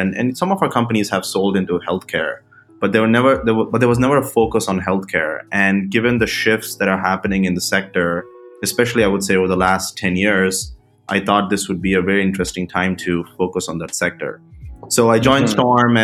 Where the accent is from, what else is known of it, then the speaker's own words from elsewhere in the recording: India; moved away as an adult; now in United States; I was born and raised in India. I came to the United States for undergrad